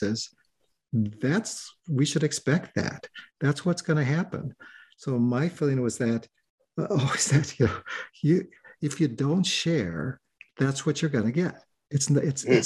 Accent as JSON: {"language": "English", "town": "Waukegan", "region": "Illinois", "country": "United States", "tie": "born or raised there", "said": "I grew up in Waukegan, Illinois"}